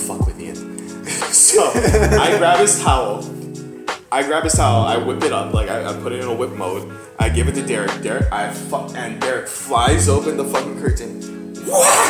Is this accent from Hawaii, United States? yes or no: yes; Hawaii, United States; moved away as an adult; I'm also from Hawaii